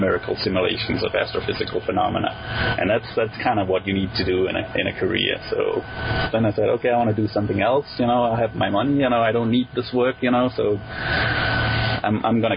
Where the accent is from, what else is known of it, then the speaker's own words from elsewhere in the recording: Denmark; English is a second language; moved away as an adult; also born or lived in Switzerland; I grew up in Denmark